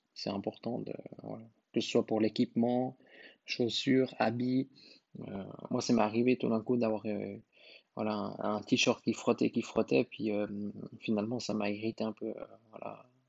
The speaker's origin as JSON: {"language": "French", "country": "Switzerland", "said": "chez nous en Suisse"}